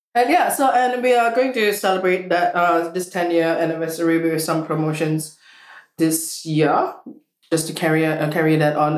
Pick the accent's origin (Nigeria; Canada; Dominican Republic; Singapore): Singapore; moved away; I come from Singapore